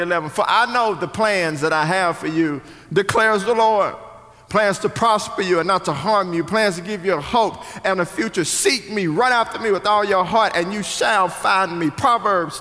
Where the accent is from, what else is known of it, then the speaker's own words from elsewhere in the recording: Richardson, Texas, United States; I'm from Richardson, Texas, which is just right up the street